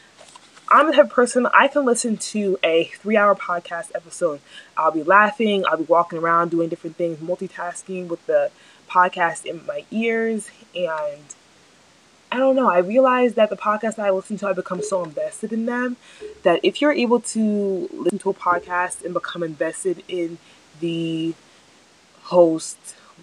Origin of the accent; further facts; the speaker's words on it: New Jersey, United States; also born or lived in Nigeria / Albany, New York; I'm from New Jersey. I have lived in New Jersey my entire life.